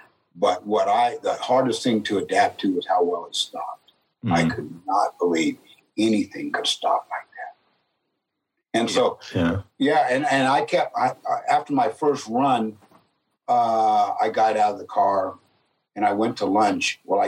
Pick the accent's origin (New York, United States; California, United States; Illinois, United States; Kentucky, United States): California, United States; San Jose; I grew up in San Jose, California, 0.2%. Black or people of color, 0.2%. And I was the only black kid in my class all through my grade year, the only one.